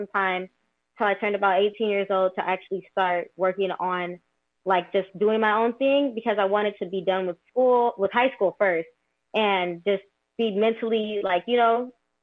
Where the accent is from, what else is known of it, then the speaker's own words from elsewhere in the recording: California, United States; I'm from California as well.